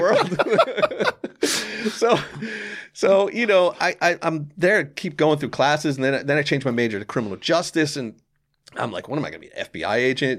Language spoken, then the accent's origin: English; Lawrenceville, New Jersey, United States; also born or lived in Orange, New Jersey; I grew up in Lawrenceville, which is much different